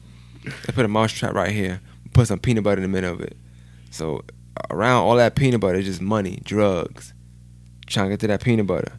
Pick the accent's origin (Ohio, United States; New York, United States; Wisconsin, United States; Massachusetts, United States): New York, United States; New York City; I'm from Bushwick